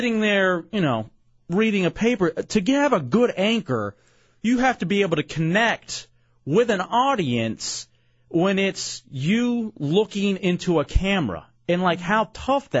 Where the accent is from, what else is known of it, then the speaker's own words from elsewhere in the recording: Dallas, Texas, United States; moved away; I grew up in Dallas, Texas